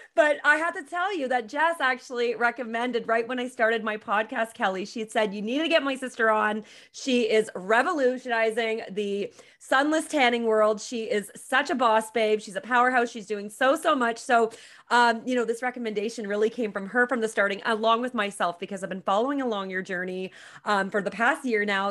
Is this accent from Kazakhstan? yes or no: no; Petawawa, Ontario, Canada; I'm also from Petawawa